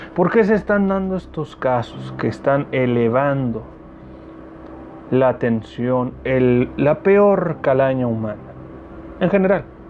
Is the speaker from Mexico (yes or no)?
yes; Mexicali, Baja California, Mexico; Mexicali, mi tierra bonita